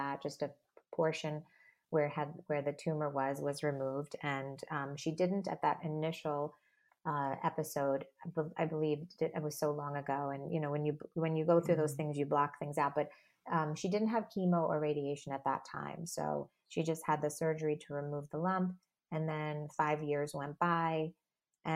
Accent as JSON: {"language": "English", "area": "Long Island", "region": "New York", "country": "United States", "tie": "born or raised there", "said": "I grew up in Long Island"}